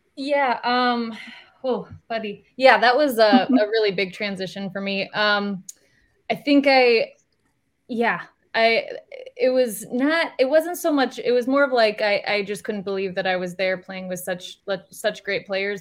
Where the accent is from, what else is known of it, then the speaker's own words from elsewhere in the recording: Iowa, United States; I'm from Iowa